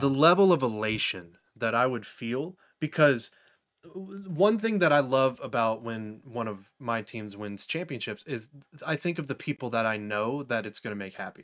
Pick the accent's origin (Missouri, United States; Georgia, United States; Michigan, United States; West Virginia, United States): Georgia, United States; I grew up here in Georgia